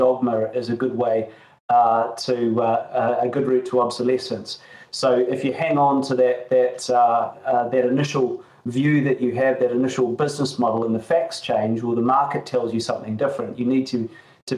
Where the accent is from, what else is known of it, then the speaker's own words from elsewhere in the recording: New Zealand; moved away; It was from my home country. I grew up in New Zealand